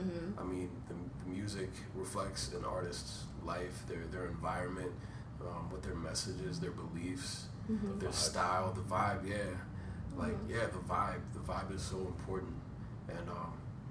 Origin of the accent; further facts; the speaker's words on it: Woodbridge, Virginia, United States; moved away as an adult; now in Washington, D.C., United States; we moved in to D.C. I'm from Woodbridge